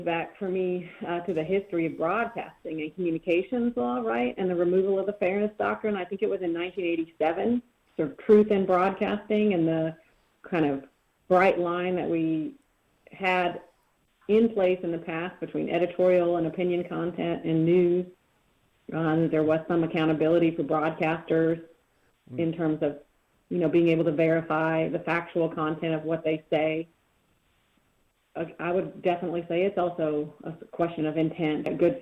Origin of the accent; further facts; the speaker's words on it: Missouri, United States; moved away; I'm from Missouri originally